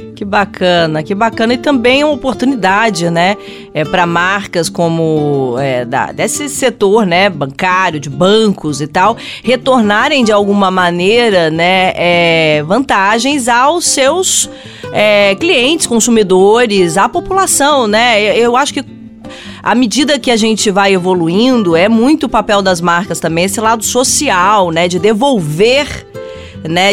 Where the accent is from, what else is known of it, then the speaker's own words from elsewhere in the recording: Brazil; a gente, enquanto brasileiros